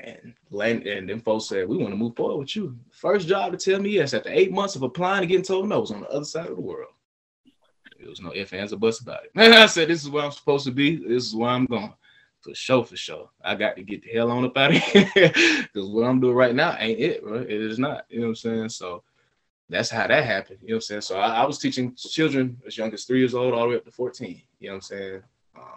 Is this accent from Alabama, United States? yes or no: no; Atlanta, Georgia, United States; also born or lived in Beijing, China; I'm from Atlanta